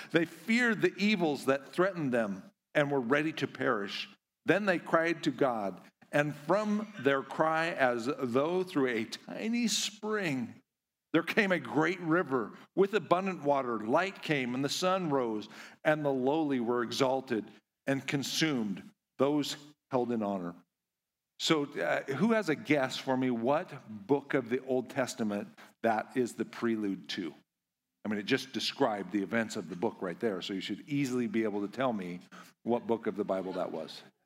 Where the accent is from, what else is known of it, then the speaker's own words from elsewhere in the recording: Kamiah, Idaho, United States; I am from Idaho, uh, little town called Kamiai